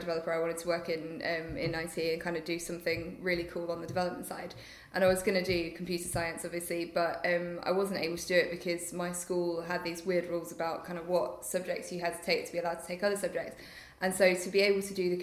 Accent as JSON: {"language": "English", "town": "Nottingham", "region": "East Midlands", "country": "United Kingdom", "tie": "born or raised there", "moved": "as an adult", "said": "I was in Nottingham at the time, so I'd gone home to my hometown for a year because I missed my family."}